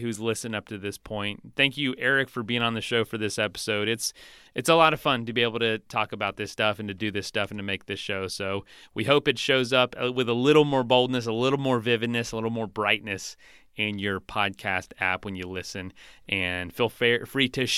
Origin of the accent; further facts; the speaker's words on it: Florida, United States; I'm from Florida